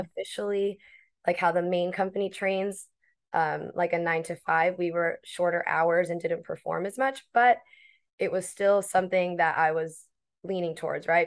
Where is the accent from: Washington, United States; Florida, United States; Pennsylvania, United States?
Florida, United States; Miami; moved away as an adult; now in New York, United States; originally born and raised in Miami, Florida. I was there since eighteen, and then I moved to New York